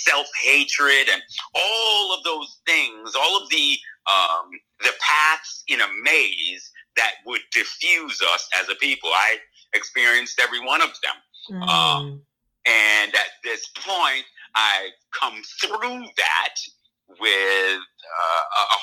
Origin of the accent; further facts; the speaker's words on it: Cambridge, Massachusetts, United States; I was born and raised in Cambridge, Massachusetts